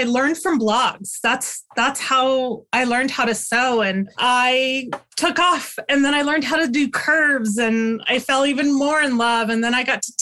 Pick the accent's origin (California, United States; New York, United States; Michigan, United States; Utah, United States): Utah, United States; Salt Lake City; my whole life I grew up in Salt Lake City, Utah